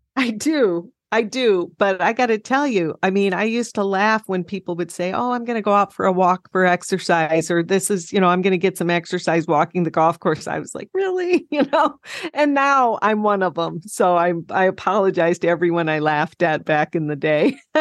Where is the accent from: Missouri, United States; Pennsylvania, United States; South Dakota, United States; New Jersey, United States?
South Dakota, United States; I grew up in South Dakota and I loved growing up there